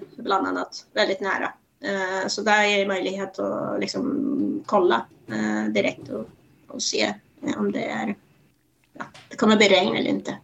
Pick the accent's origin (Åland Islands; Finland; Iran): Iran; now in Sweden; Jag är ju född i Iran